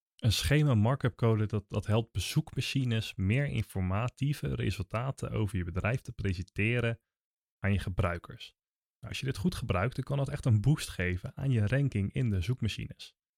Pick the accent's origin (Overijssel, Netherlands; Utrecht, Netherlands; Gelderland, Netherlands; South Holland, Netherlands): South Holland, Netherlands; Naaldwijk; ik kom zelf uit Naaldwijk